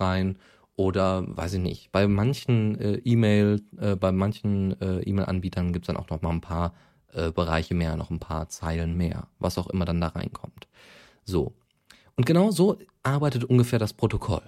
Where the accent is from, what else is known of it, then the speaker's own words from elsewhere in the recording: Bochum, North Rhine-Westphalia, Germany; Occupy Bochum, ja, also meine Heimatstadt